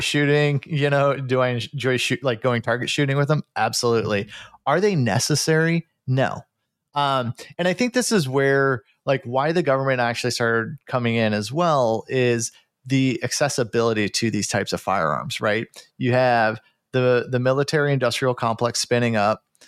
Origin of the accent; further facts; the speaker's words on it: Midwest, United States; growing up in the Midwest